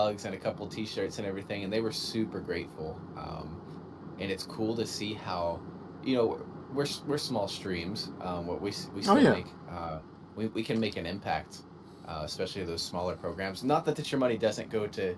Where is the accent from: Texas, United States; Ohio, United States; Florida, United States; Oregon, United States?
Texas, United States; also born or lived in Washington State; now in Washington, United States; I'm from Texas